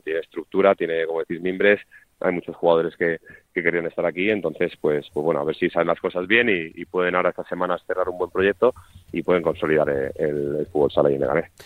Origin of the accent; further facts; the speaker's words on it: Madrid, Community of Madrid, Spain; jugadores que somos de Madrid